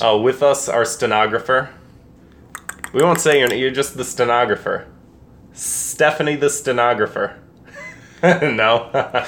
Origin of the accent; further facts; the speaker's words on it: United States; I'm an American